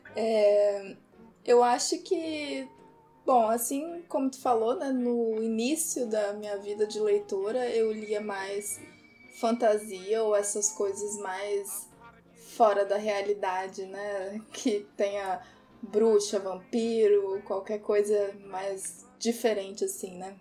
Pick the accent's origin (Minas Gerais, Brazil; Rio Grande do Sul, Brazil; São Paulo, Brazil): Rio Grande do Sul, Brazil; Porto Alegre; now in Vitória, Brazil; E eu moro em Vitória, apesar de não ser de Vitória. Eu sou de Porto Alegre